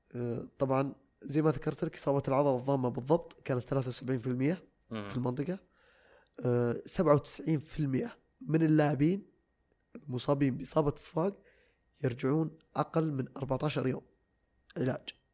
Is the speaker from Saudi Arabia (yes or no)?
yes; Saudi Arabia; عندنا في السعوديه